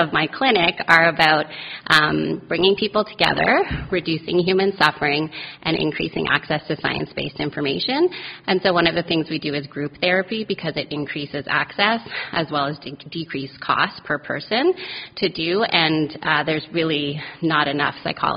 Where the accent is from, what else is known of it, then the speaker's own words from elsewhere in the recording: Calgary, Alberta, Canada; moved away as an adult; also born or lived in Vancouver, Canada; now in Halifax, Canada; I grew up in Calgary, and I've been in Halifax since 2007.